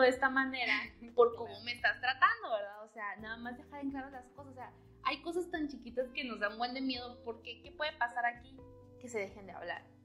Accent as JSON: {"language": "Spanish", "region": "Chiapas", "country": "Mexico", "moved": "yes", "lives_now": "Matamoros, Mexico", "said": "yo soy de Chiapas, entonces es como que atravesé todo el país para venirme a Matamoros"}